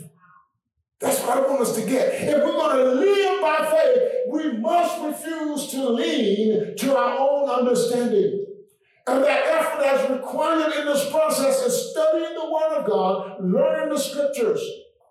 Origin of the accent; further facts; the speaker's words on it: Blair, South Carolina, United States; moved away; I grew up in Blair, South Carolina.